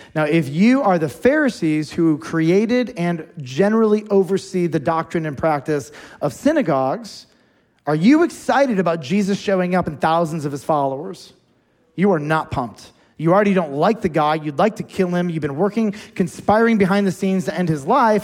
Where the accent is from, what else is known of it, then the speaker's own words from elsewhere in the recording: United States; We're American Christians